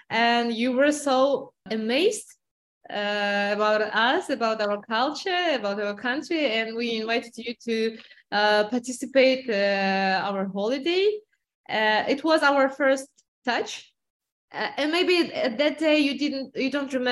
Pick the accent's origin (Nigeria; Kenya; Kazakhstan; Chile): Kazakhstan; now in Cyprus; I am originally also from Kazakhstan.